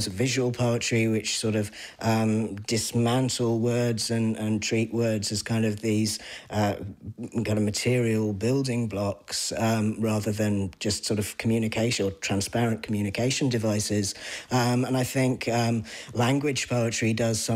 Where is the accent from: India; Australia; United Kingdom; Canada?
United Kingdom; East Anglia, East of England; now in Ireland; the part of England that I'm originally from East Anglia